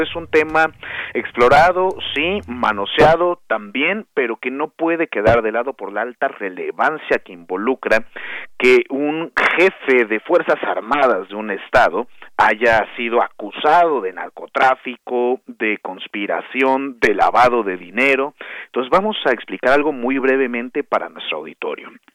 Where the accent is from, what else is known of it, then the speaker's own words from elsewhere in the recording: Mexico; aquí como mexicanas, como mexicanos